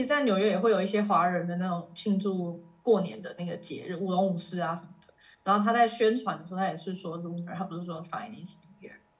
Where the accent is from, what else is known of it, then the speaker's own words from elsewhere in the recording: Taiwan; 不要特别 强调我是台湾人